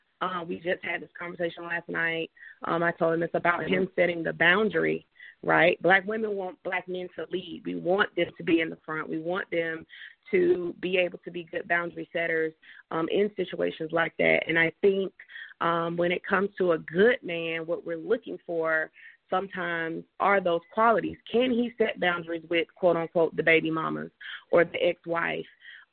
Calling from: Atlanta, Georgia, United States; area code, area, I'm calling from Atlanta.

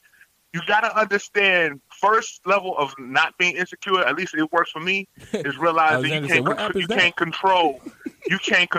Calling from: Chicago, Illinois, United States; I'm calling from Chicago, Illinois.

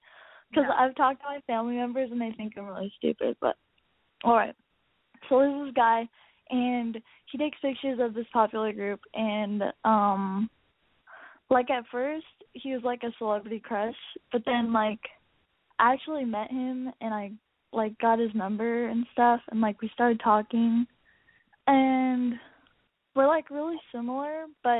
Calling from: San Diego, California, United States; I'm 18. I'm coming from San Diego.

